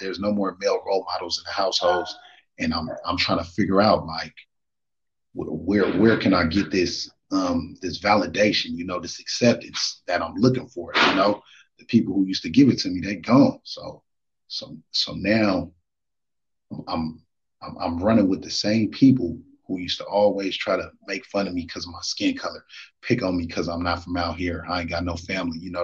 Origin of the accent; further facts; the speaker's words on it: Marin City, California, United States; also born or lived in Oakland, California; I was born in Oakland, California. You feel me? That's where my roots is at. But I moved from Oakland back in 94 to Marin City, and that's where I was raised